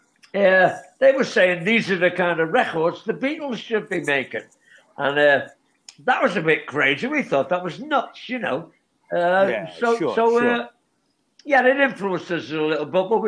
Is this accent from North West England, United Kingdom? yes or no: yes; Liverpool, North West England, United Kingdom; we grew up in Liverpool